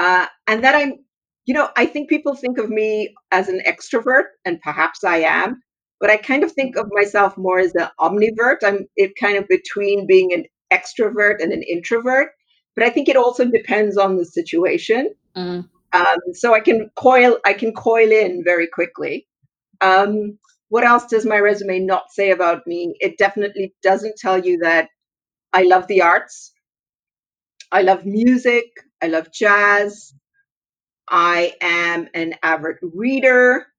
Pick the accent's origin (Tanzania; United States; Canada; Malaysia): Tanzania; also born or lived in Zambia / Lesotho / Swaziland; So I grew up in Tanzania, in Zambia, in Lesotho, and actually that's where I met your mom. And then I went to school in Swaziland.